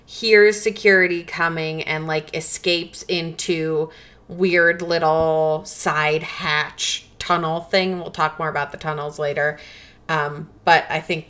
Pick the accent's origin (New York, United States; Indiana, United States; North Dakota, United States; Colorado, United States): Colorado, United States; Growing up in Colorado